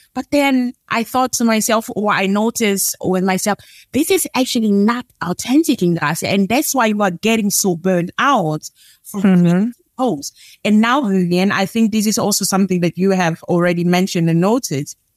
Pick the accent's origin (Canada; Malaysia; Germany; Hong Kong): Germany; moved away as an adult; also born or lived in Angola; now in Netherlands; I was born in Angola, Africa. Uh, I grew up in Germany and live now for almost 10 years in the Netherlands